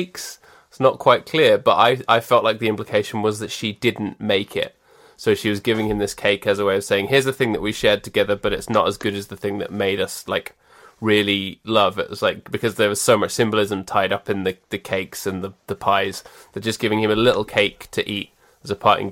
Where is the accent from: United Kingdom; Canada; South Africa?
United Kingdom; as British people